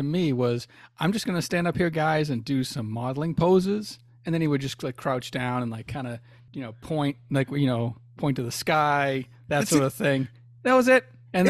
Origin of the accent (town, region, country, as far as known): Boston, Massachusetts, United States; moved away